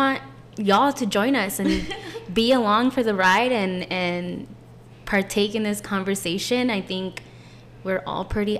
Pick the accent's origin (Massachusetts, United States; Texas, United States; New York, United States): Texas, United States; San Antonio; we're from San Antonio